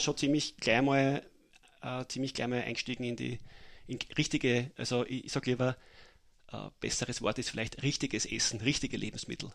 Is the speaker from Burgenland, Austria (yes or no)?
yes; Mattersburg, Burgenland, Austria; moved away as an adult; now in Vienna, Austria; aufgewachsen in Mattersburg und bin mittlerweile seit äh, zehn Jahren in Wien